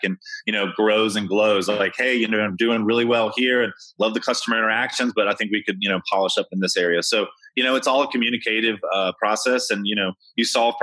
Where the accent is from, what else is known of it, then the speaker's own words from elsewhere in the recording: Kentucky, United States; I'm from Kentucky